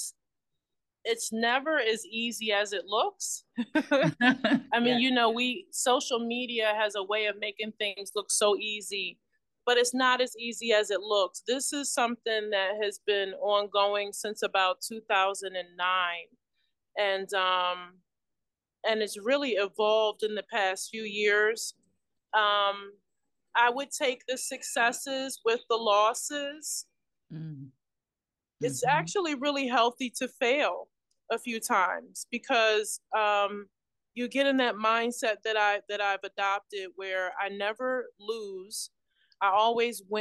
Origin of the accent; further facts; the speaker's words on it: Philadelphia, Pennsylvania, United States; I was born in West Philadelphia, and my mom, you know, she went to high school in West Philadelphia